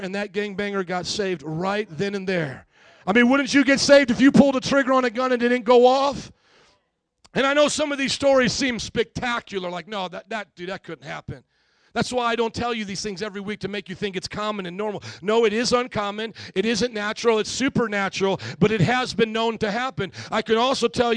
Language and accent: English; Fort Wayne, Indiana, United States; Fort Wayne in my hometown